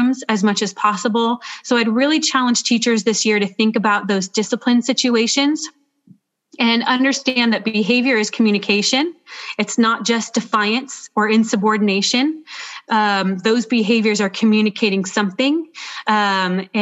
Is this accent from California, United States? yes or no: yes; Clovis, California, United States; I grew up in Clovis Unified and actually graduated from Clovis High School